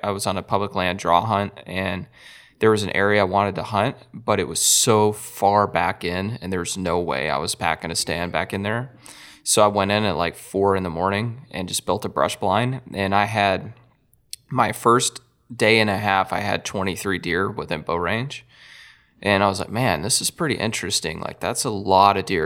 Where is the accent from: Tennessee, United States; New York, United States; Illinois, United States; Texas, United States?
Texas, United States; I'm from Texas and we get cold easy